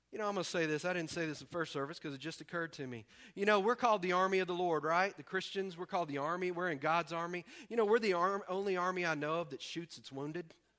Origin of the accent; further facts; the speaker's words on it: the South, United States; we're from the South